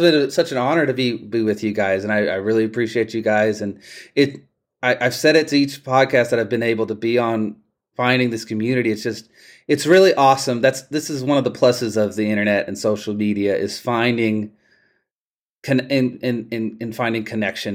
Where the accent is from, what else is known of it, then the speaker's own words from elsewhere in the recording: Palestine, Texas, United States; my hometown of Palestine, Texas